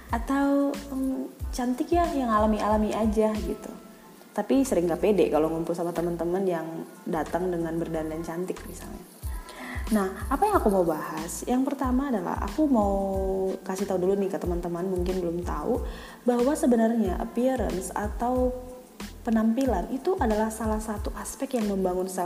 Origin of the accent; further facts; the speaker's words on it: Medan, North Sumatra, Indonesia; now in Jakarta, Indonesia; selama aku di Jakarta kali ya jadi aku dari Medan